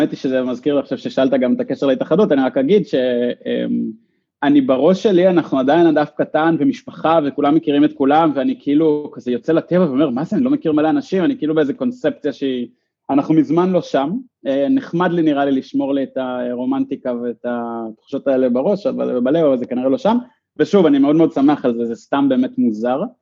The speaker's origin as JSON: {"language": "Hebrew", "town": "Ramat Yishai", "region": "Northern District", "country": "Israel", "tie": "born or raised there", "said": "ואני גדלתי באחד מהם ברמת ישי, ומי שהקים את הקיר ברמת ישי"}